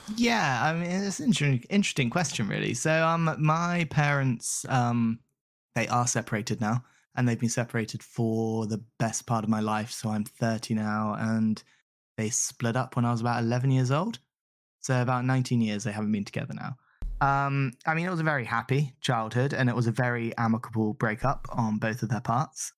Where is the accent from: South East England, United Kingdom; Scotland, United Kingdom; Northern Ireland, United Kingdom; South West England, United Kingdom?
South East England, United Kingdom; Southampton; moved away as an adult; also born or lived in Salisbury / New Forest / Arizona, United States; now in London, United Kingdom; I grew up in the Southampton, Salisbury area down south